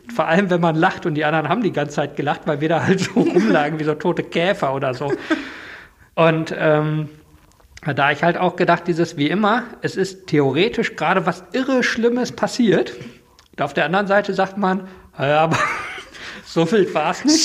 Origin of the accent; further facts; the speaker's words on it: Germany; als Deutscher